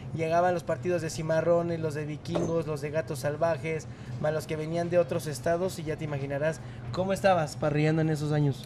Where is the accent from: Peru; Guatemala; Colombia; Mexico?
Mexico; Santiago de Querétaro, Querétaro; Yo soy originario de Hércules, soy queretano